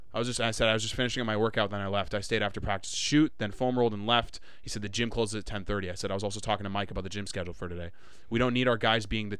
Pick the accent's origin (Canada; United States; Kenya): Canada; Winnipeg, Manitoba; I was from Winnipeg